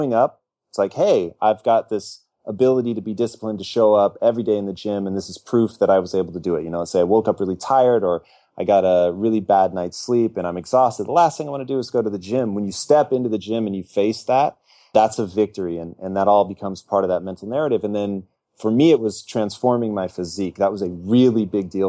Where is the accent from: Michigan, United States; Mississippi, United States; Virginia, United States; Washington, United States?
Washington, United States; Tacoma; moved away as an adult; now in Los Angeles, United States; I was born and raised in Tacoma, Washington, but I moved down here to L.A. when I was 18 and have never returned.